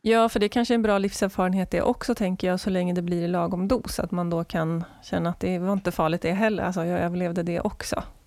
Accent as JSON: {"language": "Swedish", "town": "Skövde", "region": "Västra Götaland", "country": "Sweden", "tie": "born or raised there", "said": "Jag är uppvuxen i Skövde."}